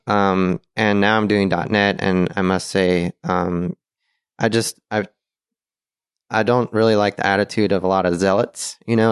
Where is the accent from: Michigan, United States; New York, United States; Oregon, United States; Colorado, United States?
Oregon, United States; Portland; moved away; I'm from Portland, Oregon